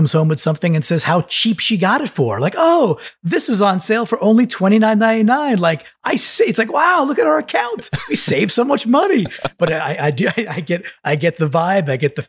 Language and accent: English; Northeast, United States; I'm from the Northeast.